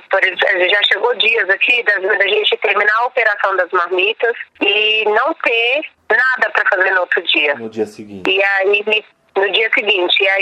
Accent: São Paulo, Brazil; born there; Eu nasci aqui em Paraisópolis

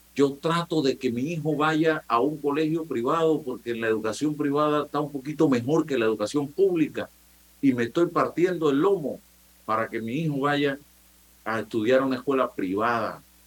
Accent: Chitré, Herrera, Panama; Yo soy de Chitre

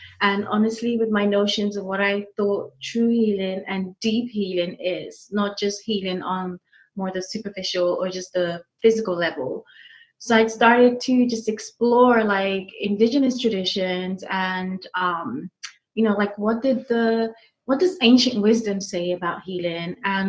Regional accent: United Kingdom; now in United States; So currently I'm in Illinois. Originally, I never know how to quite answer that question.

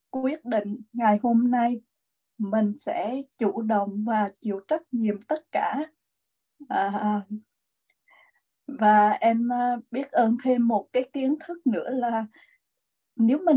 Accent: Huế, Thua Thien Hue, Vietnam; thì em cũng là người Huế em cũng là ở trong một cái gia đình mà rất là uh, luật lệ

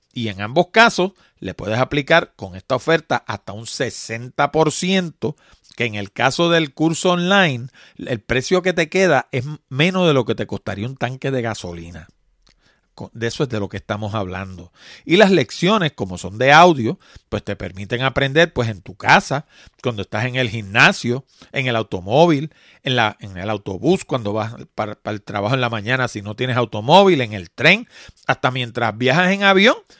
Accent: Puerto Rico; yo vivo en Puerto Rico, los puertorriqueños somos ciudadanos norteamericanos

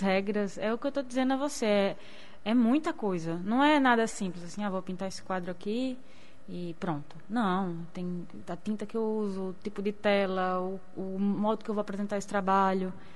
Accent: Rio Grande do Norte coast, Brazil; also born or lived in Seridó / Caicó / Natal; eu sou de Siridó e morei minha vida inteira no litoral

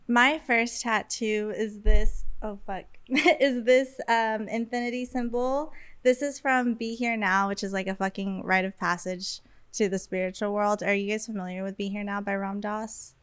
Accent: Las Vegas, Nevada, United States; moved away as an adult; now in Los Angeles, United States; I b- was born and raised in Las Vegas, and I have been living in LA consistently since 2020.

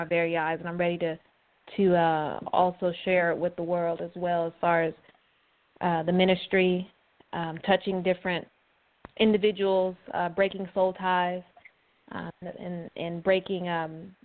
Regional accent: California, United States; also born or lived in Arizona; now in Georgia, United States; So I am originally from West Coast, from California. I was raised there

